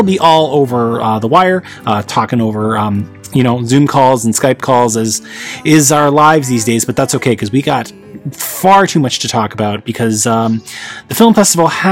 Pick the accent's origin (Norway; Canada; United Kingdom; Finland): Canada; Toronto, Ontario; my hometown of Toronto, Canada